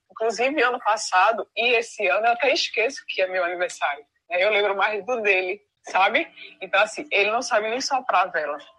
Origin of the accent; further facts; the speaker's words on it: Northeast Region, Brazil; Eu não sei cada um de vocês, de onde vocês são. Eu sou do Nordeste.